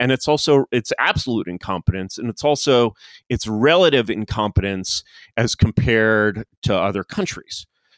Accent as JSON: {"language": "English", "town": "Washington", "region": "District of Columbia", "country": "United States", "tie": "born or raised there", "said": "I sort of grew up in DC. I grew up in the Foreign Service, to be exact."}